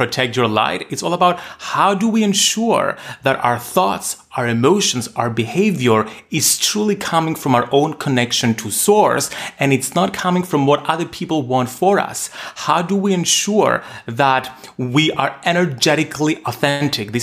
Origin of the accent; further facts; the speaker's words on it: Cyprus; Growing up in Cyprus, a small Mediterranean island, at the time when homosexuality had just been legalized.